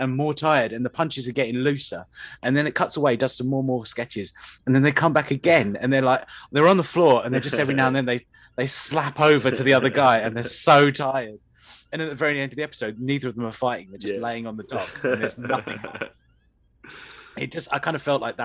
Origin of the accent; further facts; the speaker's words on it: United Kingdom; we seem to do as Brits